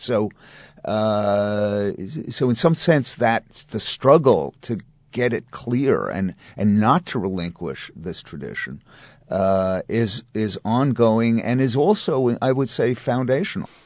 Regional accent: New York, United States; as a Jew, or as, specifically as a New York Jew

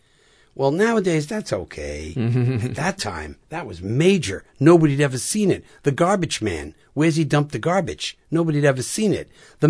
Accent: New England, United States; And I was from New England. So I said, I'll go to New England.

